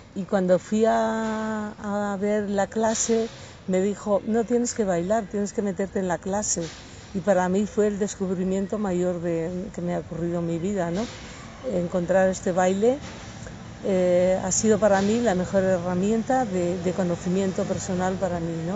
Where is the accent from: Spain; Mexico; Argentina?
Spain; Asturias; moved away; also born or lived in Madrid / Málaga; Yo nací en un pueblo en Asturias, era un pueblo pequeño, me fui a vivir a Madrid